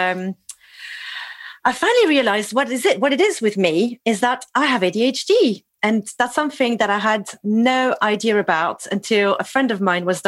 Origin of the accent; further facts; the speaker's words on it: Toulouse, Occitania, France; I'm French. I was born in Toulouse